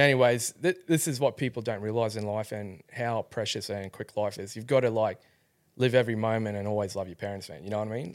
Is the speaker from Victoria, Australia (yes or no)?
no; Rockhampton, Queensland, Australia; I grew up in Rockhampton.